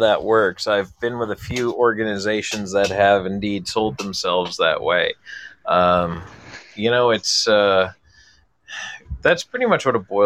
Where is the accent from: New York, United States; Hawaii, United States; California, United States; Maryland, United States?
New York, United States; Buffalo; also born or lived in near Atlanta; now in Arizona, United States; I grew up in Buffalo